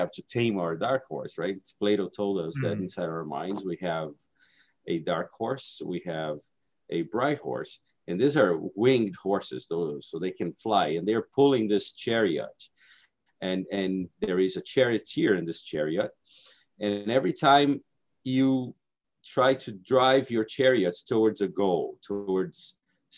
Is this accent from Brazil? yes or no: yes; Brazil; English is a second language; moved away as an adult; also born or lived in Hawaii; now in United States; I'm originally from Brazil. I came to Hawaii to get my master's degree